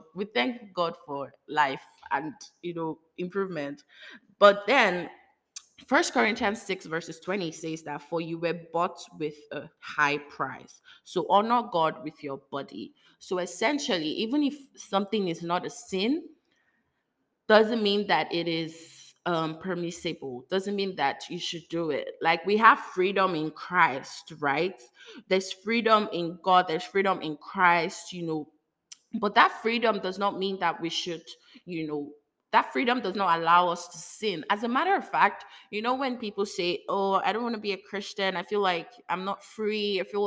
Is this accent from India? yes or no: no; Lagos, Nigeria; You know, I'm coming from Lagos, Nigeria, where, you know, it's not like they don't do it, but like, you are hiding.